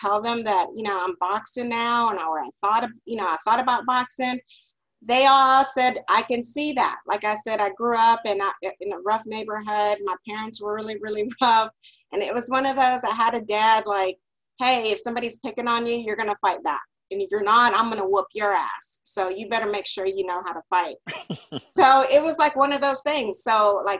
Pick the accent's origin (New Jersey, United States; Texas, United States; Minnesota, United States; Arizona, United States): Texas, United States; Big Spring; moved away; also born or lived in Dallas; growing up, I'm originally from West Texas. It's a small little town called Big Spring